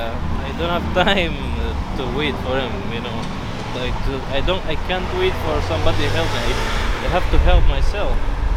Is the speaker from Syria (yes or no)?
yes; Syria; English is a second language; now in Mexico; I'm from Syria.